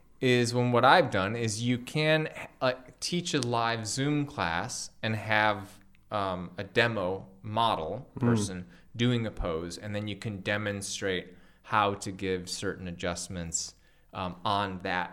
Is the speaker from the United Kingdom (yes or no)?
no; Los Angeles, California, United States; now in Bali, Indonesia; I came from Los Angeles and now I live in Bali